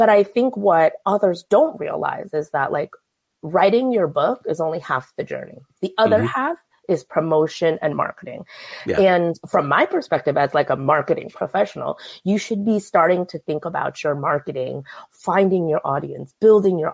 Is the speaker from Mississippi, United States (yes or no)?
no; Bay Area, California, United States; I grew up in the Bay Area